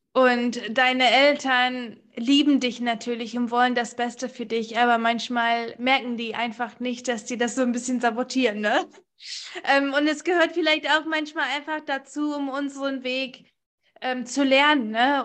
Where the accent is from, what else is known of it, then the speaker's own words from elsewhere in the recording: United States; now in Germany; seitdem ich zehn bin, war ich oder bin ich in den USA aufgewachsen